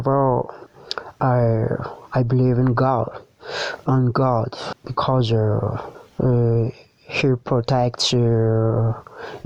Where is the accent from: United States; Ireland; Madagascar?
Madagascar; Antananarivo, Analamanga; English is a second language; I'm from Madagascar. In Tananarivo. Tananarivo is capital of the Madagascar.